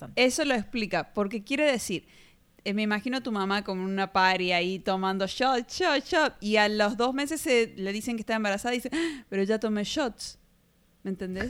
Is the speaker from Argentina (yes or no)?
yes; Argentina; de Argentina.